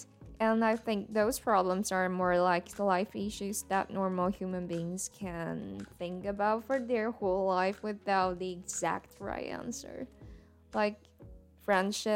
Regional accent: Taiwan; first language Mandarin; English is a second language; And I'm a Mandarin native speaker. I'm a Taiwanese

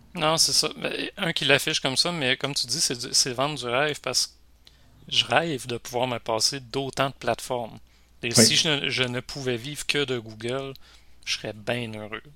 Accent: Rimouski, Quebec, Canada; Moi, je suis Rimouski, pas loin de la Gaspésie

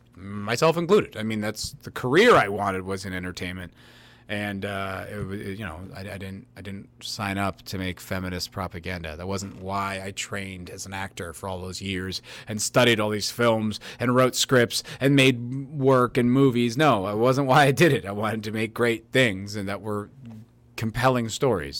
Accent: United States; I'm an American

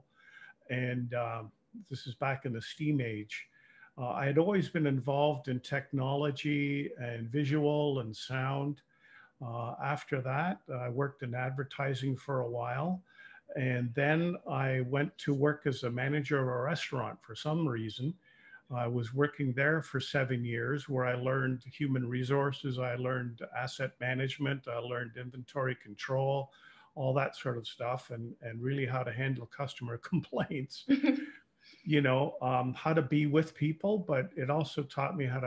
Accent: Toronto, Ontario, Canada; moved away as an adult; now in Windsor, Canada; I was born and raised in Toronto

